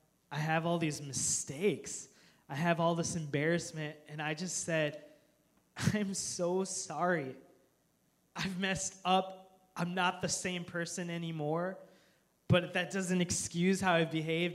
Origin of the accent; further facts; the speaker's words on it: United States; as American Christians